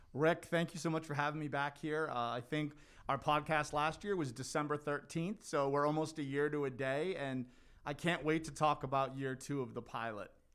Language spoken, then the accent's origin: English; North Hanover, Massachusetts, United States; now in Melrose, United States; I grew up in North Hanover.